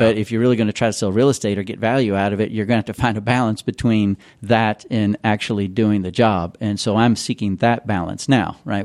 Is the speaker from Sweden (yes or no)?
no; Louisville, Kentucky, United States; moved away as an adult; also born or lived in California; I am from Louisville. This is my hometown